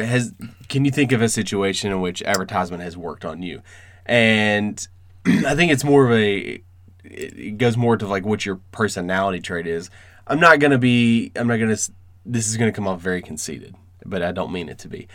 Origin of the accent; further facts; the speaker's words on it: Northern Virginia, United States; I grew up in Northern Virginia